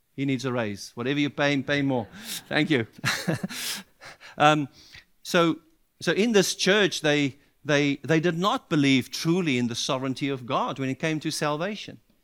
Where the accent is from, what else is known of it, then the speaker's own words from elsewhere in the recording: South Africa; as a South African